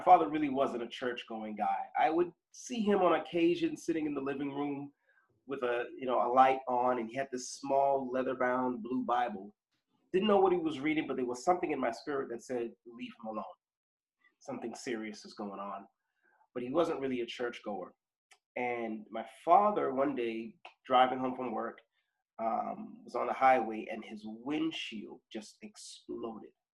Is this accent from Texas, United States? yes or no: no; Boston, Massachusetts, United States; I was born here in Boston um, in the 70s